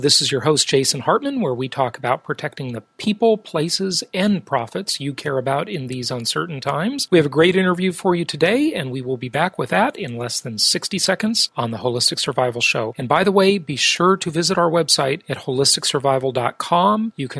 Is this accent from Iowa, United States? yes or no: no; California, United States; my home state of California.